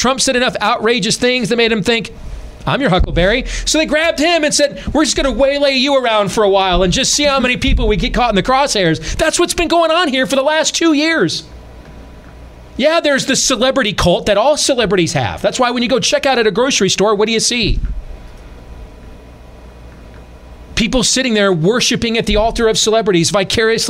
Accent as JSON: {"language": "English", "region": "Iowa", "country": "United States", "said": "we're from Iowa"}